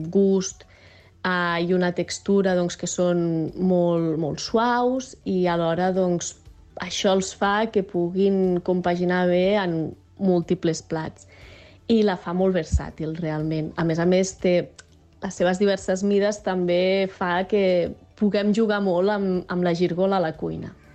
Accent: Barcelona, Catalonia, Spain; moved away as an adult; now in Organyà, Spain; som barcelonins

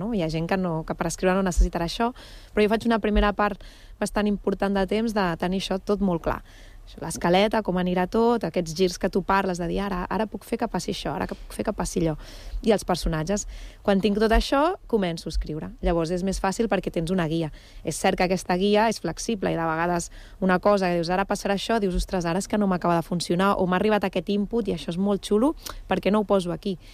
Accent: Barcelona, Catalonia, Spain; now in Badalona, Spain; jo vaig néixer a Barcelona però, però Badalona és la meva ciutat d'adopció

